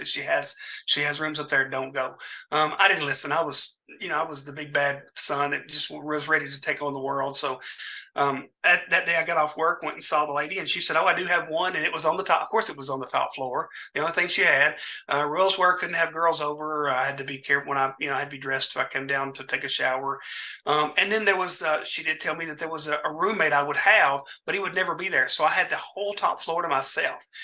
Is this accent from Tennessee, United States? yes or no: yes; Dyersburg, Tennessee, United States; also born or lived in Mansfield, Tennessee; my hometown of Dyersburg, Tennessee